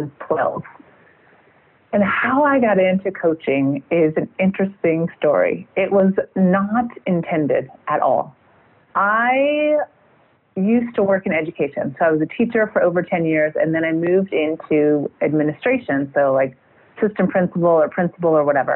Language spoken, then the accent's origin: English; outside of Chicago, Illinois, United States; moved away as an adult; also born or lived in Boston / Seattle; now in France; I actually grew up outside of Chicago